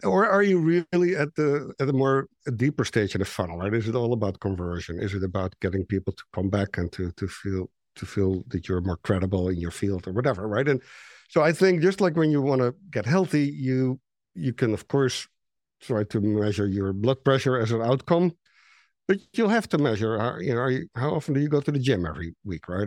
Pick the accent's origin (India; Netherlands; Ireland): Netherlands; English is a second language; moved away as an adult; I'm Dutch, you know, I'm, my English is not great